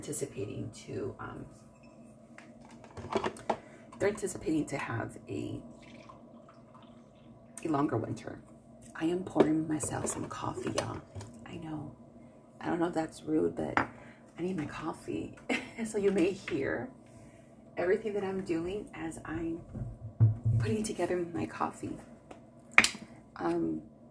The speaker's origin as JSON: {"language": "English", "town": "Milwaukee", "region": "Wisconsin", "country": "United States", "tie": "born or raised there", "moved": "yes", "lives_now": "Southern California, United States", "said": "I am from Milwaukee, but I'm a California person by now. You know, I got here in 89."}